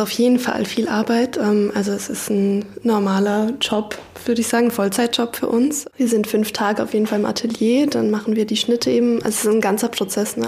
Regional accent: Basel, Basel-Stadt, Switzerland; moved away as an adult; now in Berlin, Germany; Ich komme aus Basel und bin nach Berlin gekommen, um zu studieren

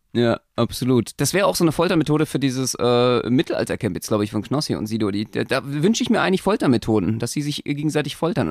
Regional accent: Berlin, Germany; für mich als Berliner

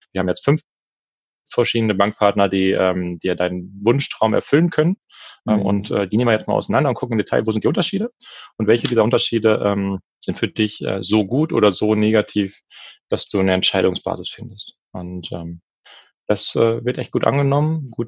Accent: Lower Saxony, Germany; now in Berlin, Germany; Niedersachsen. Niedersachsen. Wir sind beide aus Niedersachsen.

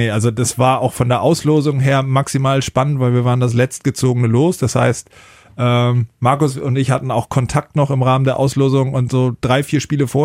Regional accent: Kiel, Schleswig-Holstein, Germany; Ja, ich komme aus Schleswig-Holstein-Kiel.

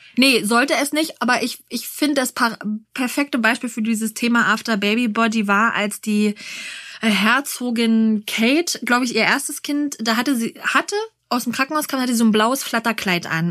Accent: Berlin, Germany; für uns Berliner

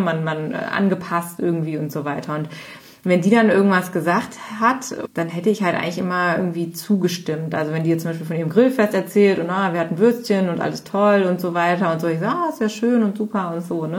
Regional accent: Cologne area, North Rhine-Westphalia, Germany; also born or lived in United States; ich bin ja aus dem Kölner Raum, aus dem Rhein, also Rheinländern mhm. Gegend

